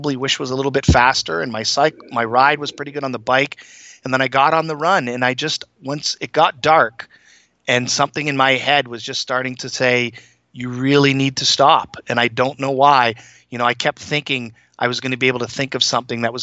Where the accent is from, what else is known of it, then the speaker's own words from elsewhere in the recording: Toronto, Ontario, Canada; moved away as an adult; also born or lived in Minnesota / Hong Kong; now in Massachusetts, United States; run down Yonge Street in Toronto where I grew up and where I went to high school